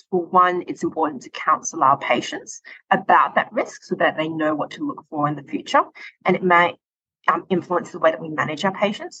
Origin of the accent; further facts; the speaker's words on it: Perth, Western Australia, Australia; moved away as an adult; now in Calgary, Canada; I'm originally from Perth, Western Australia